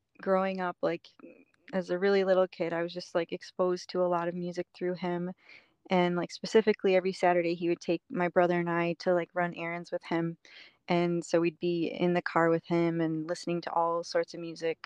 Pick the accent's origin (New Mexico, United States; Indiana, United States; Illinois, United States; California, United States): Illinois, United States; Chicago suburbs; moved away as an adult; also born or lived in upstate New York; I grew up in the Chicago suburbs until I was 18. And then I moved to upstate New York.